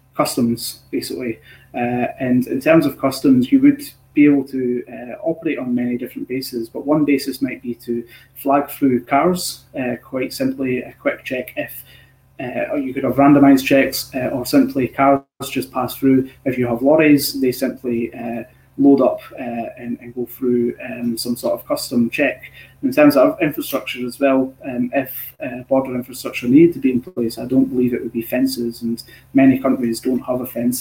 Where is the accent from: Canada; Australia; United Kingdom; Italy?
United Kingdom; Scotland